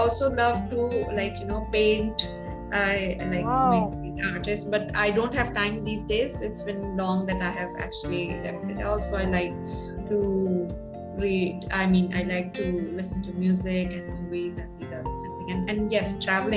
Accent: Pakistan; moved away as an adult; now in Saudi Arabia; I'm from Pakistan

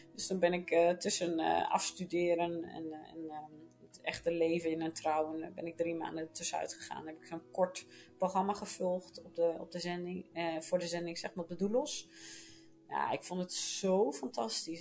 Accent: Netherlands; moved away as an adult; now in Portugal; wij als Nederlanders zijn dat niet gewend

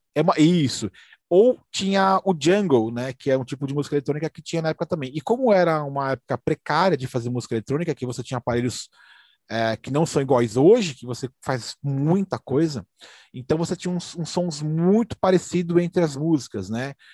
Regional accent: São Paulo, Brazil; sou daqui da, da, da, da, Vila Carrão

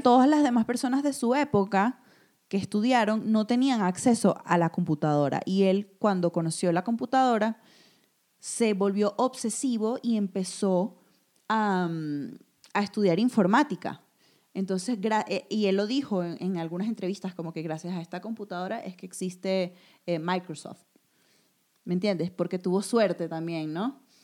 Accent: Venezuela; also born or lived in Madrid, Spain; now in Mexico; en el país donde yo nací, crecí y que tanto amo

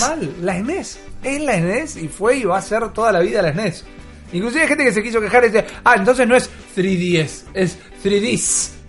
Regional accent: Argentina; como hispanoparlantes, como argentinos

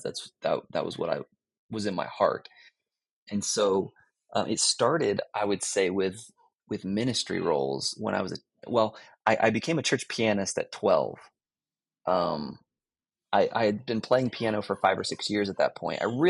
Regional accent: Florida, United States; moved away as an adult; now in Greensboro, United States; I grew up in Florida

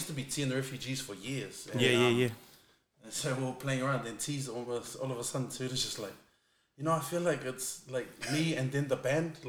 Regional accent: Wellington, New Zealand; now in Melbourne, Australia; Born in Wellington. Now living here in beautiful Melbourne.

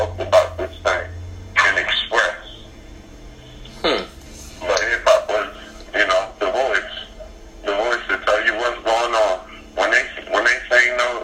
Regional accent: Dover, Delaware, United States; I'm from Dover, Delaware

